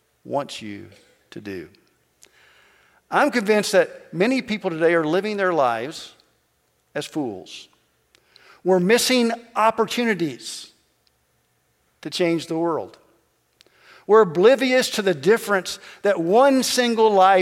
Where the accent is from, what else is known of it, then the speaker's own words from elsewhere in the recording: Kentucky, United States; moved away; I'm from Kentucky